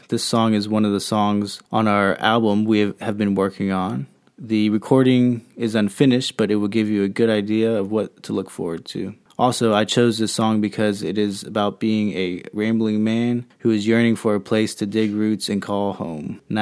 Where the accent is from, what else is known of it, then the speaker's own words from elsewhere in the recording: Virginia, United States; moved away as an adult; also born or lived in Tennessee / Texas / New Mexico / Colorado; now in California, United States; I've lived in seven states in the past 12 years. I grew up in Virginia, where I was exposed to the deep roots of traditional American folk music of the region from the time I came out of the womb. I loved growing up there